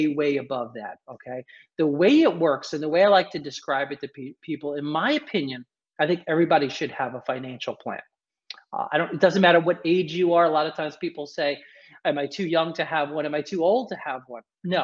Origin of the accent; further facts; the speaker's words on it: New York City, New York, United States; I was born and raised in New York, in the city, actually in the boroughs